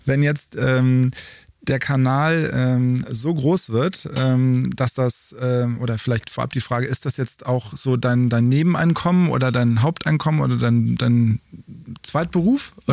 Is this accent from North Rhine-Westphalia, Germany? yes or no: yes; North Rhine-Westphalia, Germany; dass wir aus derselben Region kommen